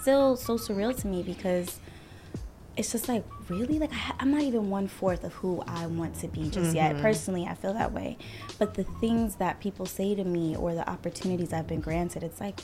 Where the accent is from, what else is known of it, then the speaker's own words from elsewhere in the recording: New York City, New York, United States; now in Elmont, United States; I am from Queens, New York, born and raised. I currently reside in Elmont